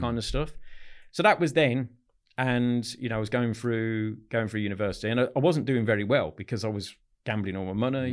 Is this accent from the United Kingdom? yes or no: yes; Solihull, West Midlands, United Kingdom; grew up in Solihull, in the Midlands, not far from the N E C